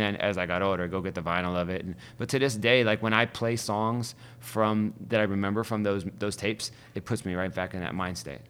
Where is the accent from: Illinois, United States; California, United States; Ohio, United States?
Ohio, United States; Youngstown; also born or lived in Cleveland, Ohio; now in Brooklyn, United States; I grew up in Youngstown